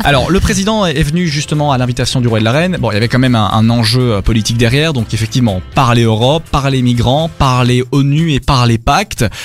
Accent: Belgium; chez nous en Belgique

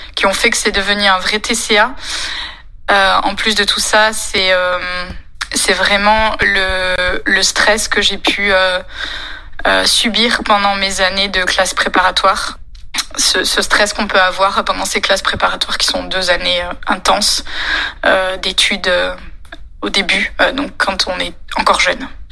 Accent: France; je suis française

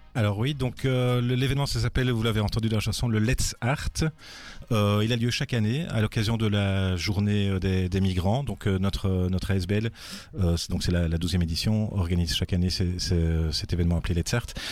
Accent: Brussels, Brussels-Capital Region, Belgium; je viens également de Bruxelles

